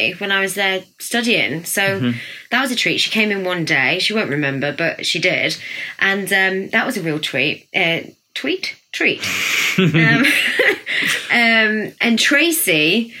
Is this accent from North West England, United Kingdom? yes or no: yes; Blackpool, North West England, United Kingdom; also born or lived in London; now in Biggleswade, United Kingdom; I'm from Blackpool, so it's like a home from home